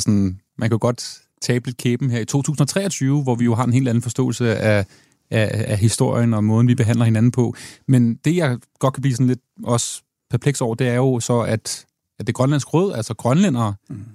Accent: Denmark; jeg som dansker

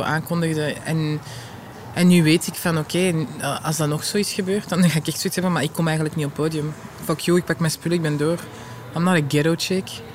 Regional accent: Vilvoorde, Flanders, Belgium; ik ben van Vilvoorde

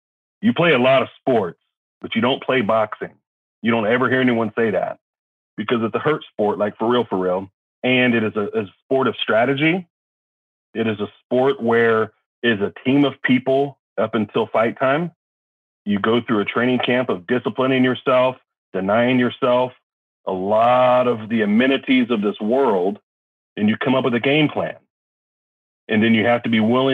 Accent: Kansas City, United States; moved away as an adult; also born or lived in Norfolk, Virginia / College Station, Texas; now in Texas, United States; I'm originally from Kansas City area

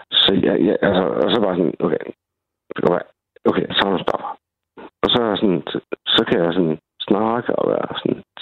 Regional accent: Svendborg, Southern Denmark, Denmark; also born or lived in Greenland; Jeg er fra Svendborg. Øhm, født og vokset, ikke? Originalt. Men, men jeg har også boet i Grønland i fem år.

